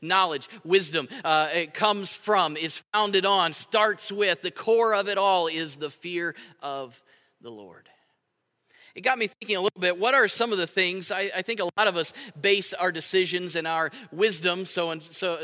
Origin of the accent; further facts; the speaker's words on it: United States; I'm a Christian who happens to be American